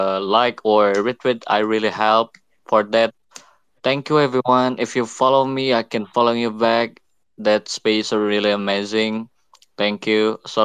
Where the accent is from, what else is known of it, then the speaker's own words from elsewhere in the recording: Indonesia; English is a second language; Yeah, I'm from Indonesia. I'm a graphic designer, and I'm studying about NFT.